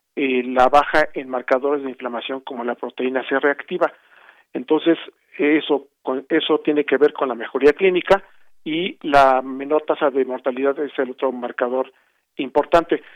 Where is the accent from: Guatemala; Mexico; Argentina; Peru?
Mexico; como mexicanos